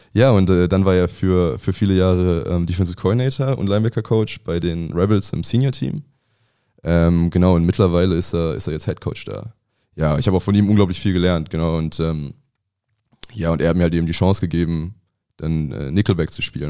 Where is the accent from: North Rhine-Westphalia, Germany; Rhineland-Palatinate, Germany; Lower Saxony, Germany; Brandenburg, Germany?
North Rhine-Westphalia, Germany; Ratingen; moved away as an adult; also born or lived in Bamberg; now in Berlin, Germany; ich bin in, in Bamberg geboren. Ähm, also mein Vater kommt aus Franken und meine Eltern haben da gelebt, haben sich da kennengelernt. Ähm, und dann mit einem Jahr ist äh, meine Familie nach Rating, also neben Düsseldorf, gezogen. Und da bin ich aufgewachsen